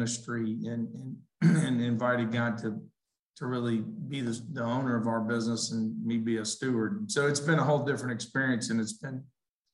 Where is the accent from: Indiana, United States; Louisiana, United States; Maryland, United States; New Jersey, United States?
Louisiana, United States; Lafayette; now in Birmingham, United States; I grew up in South Louisiana, had great parents, great family, kind of grew up in that, you know, down there